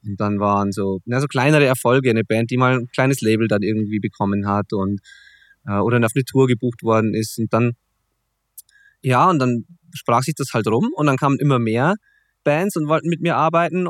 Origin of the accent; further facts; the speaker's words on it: Zwiesel, Bavaria, Germany; also born or lived in Kirchdorf im Wald; Zwiesel äh, ist in der Tat mein Heimatort, auch wenn ich da mittlerweile zwar nicht mehr wohne